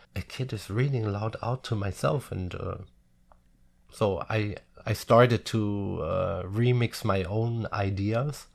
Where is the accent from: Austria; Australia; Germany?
Germany; a little village near Frankfurt am Main, Hesse; English is a second language; now in Munich, Germany; home is my hometown, of course. Um, even I don't live there since over twenty years now. A little village near Frankfurt am Main.